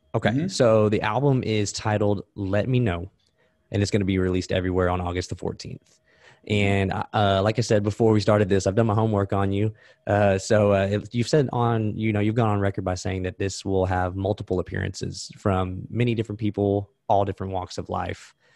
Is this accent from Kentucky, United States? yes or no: no; Texas, United States; I'm from Texas